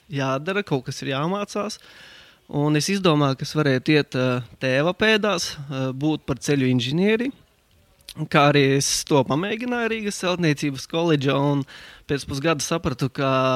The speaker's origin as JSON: {"language": "Latvian", "town": "Balvi", "region": "Balvi Municipality", "country": "Latvia", "tie": "born or raised there", "also_born_or_lived": "Riga / England / Germany / Finland", "moved": "as an adult", "said": "es esmu dzimis Balvos, Latvijā tur es arī pavadīju savu, savas pirmās 12 klases"}